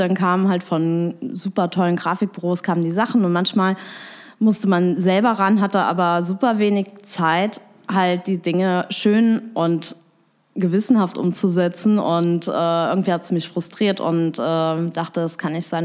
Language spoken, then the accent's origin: German; Bitburg, Rhineland-Palatinate, Germany; also born or lived in Trier; now in Koblenz, Germany; ursprünglich bin ich eigentlich aus Bitburg in der Eifel